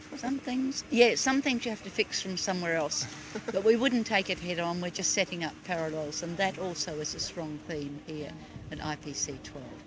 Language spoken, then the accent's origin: English; India; now in United Kingdom; I live in the UK, but I'm originally from India.